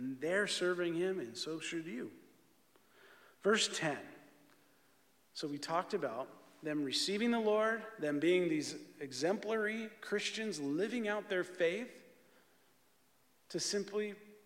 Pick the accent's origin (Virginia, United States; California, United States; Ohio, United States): California, United States; San Bernardino; also born or lived in Redlands, California; I grew up in San Bernardino and in Redlands